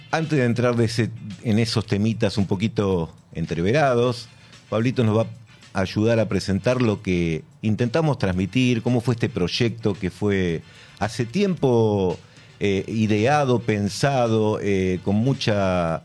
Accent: Buenos Aires, Argentina; nací y me nací no, pero me crié en Almagro

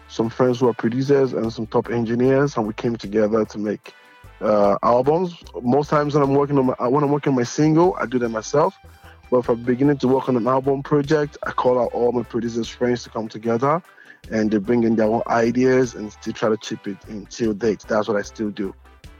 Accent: Nigeria; moved away as an adult; now in Melbourne, Australia; I'm from Nigeria

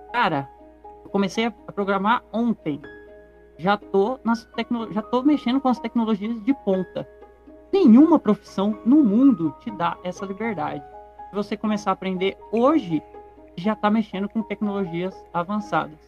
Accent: Garça, São Paulo, Brazil; Eu sou da cidade de Garça, que fica no interior do estado de São Paulo

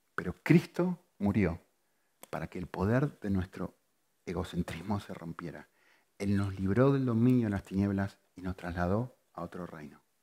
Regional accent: Argentina; moved away; yo soy argentino

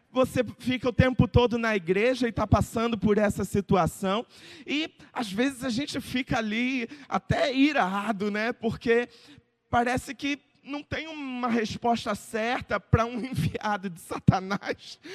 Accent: Brazil; como bom brasileiro

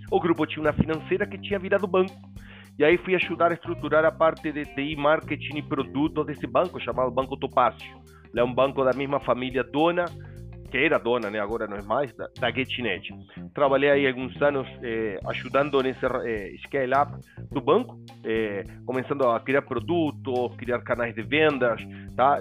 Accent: Uruguay; Portuguese is a second language; moved away as an adult; now in Brazil; Eu sou uruguaio, mas morando no Brasil e casado com brasileira, filha brasileira desde 1999

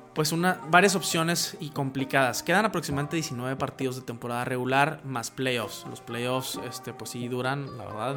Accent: Mexico; en México, donde, de donde soy yo

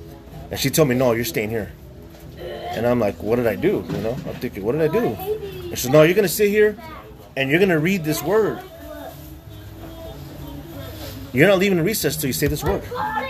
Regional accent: Rialto, California, United States; also born or lived in Hollywood, California / Rosemead, California; as far as I can remember being a kid, my memories go back to nothing but orange trees out here.

